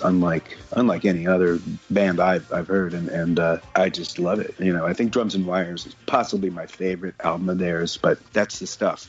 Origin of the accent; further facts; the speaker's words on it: Omaha, Nebraska, United States; where I grew up in Omaha, Nebraska